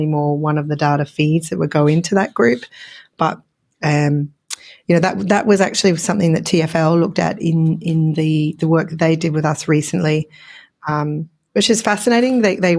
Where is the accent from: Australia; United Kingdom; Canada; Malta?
Australia; accent: Australian; it's my Australian accent popping in.